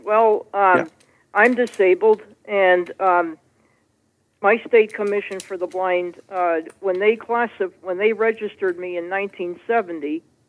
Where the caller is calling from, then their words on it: Springfield, Massachusetts, United States; I'm calling from Springfield, Massachusetts.